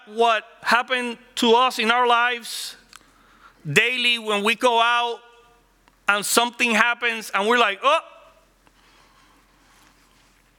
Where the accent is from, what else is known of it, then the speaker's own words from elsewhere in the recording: Puerto Rico; first language Spanish; English is a second language; moved away as an adult; now in Orlando, United States; I grew up in Puerto Rico, working in cars